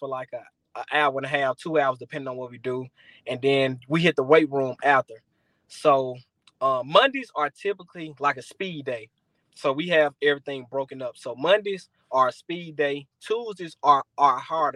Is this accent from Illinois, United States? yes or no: no; Jackson, Mississippi, United States; my hometown, Jackson, Mississippi